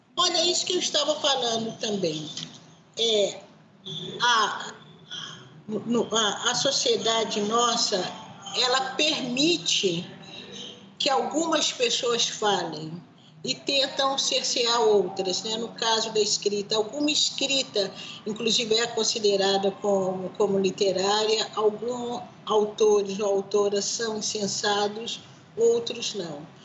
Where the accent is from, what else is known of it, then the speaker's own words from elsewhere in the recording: Brazil; eu, como brasileira